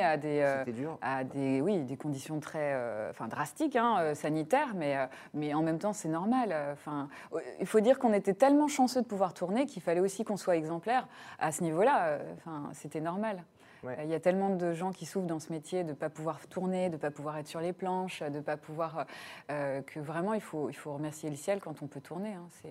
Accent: Burgundy, Bourgogne-Franche-Comté, France; Moi, je suis de Bourgogne

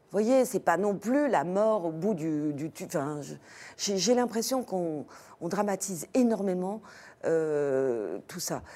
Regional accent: France; on est français

